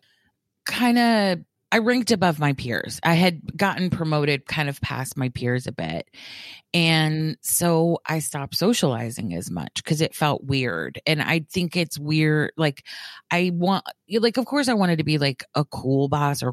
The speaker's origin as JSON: {"language": "English", "region": "the South", "country": "United States"}